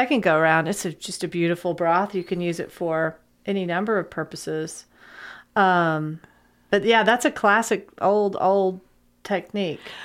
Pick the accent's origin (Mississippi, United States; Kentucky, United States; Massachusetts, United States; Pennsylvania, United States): Kentucky, United States; Lexington; also born or lived in Thermopolis, Wyoming; I grew up here in Lexington, and my dad and mom moved here in nineteen seventy-two. I was a second grader